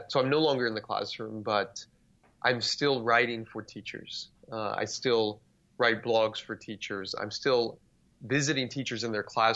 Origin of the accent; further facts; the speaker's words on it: South Texas, United States; grew up in South Texas, about 20 minutes from the Mexican border.